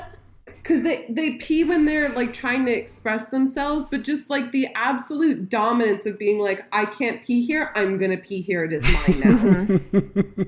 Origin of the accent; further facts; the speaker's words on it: United States; also born or lived in Chicago, Illinois; we as as Americans